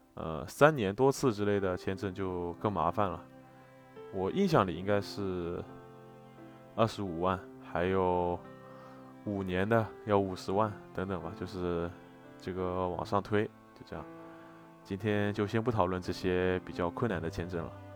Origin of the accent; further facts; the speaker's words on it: China; 更何况我们是中国人，去大多数国家都还挺麻烦的